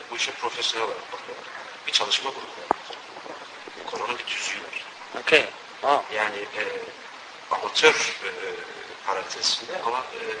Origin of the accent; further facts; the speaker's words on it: Kayseri, Kayseri Province, Turkey; now in Rotterdam, Netherlands; Ee, Rotterdam'da Türkçe öğretmenini yapıyorum. Kayserliyim. 20 yıldır buradayım.